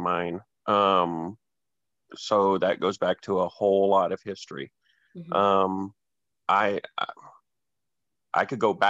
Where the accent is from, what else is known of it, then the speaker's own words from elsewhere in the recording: Arlington, Texas, United States; also born or lived in Hawaii / Missouri; I was born in Hawaii, grew up a little bit in Missouri, and been in Arlington, Texas most of my life.